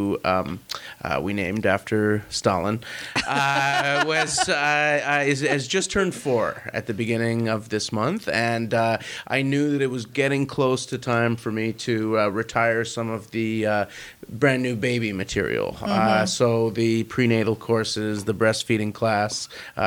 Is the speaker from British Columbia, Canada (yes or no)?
yes; Vancouver, British Columbia, Canada; I'm from Vancouver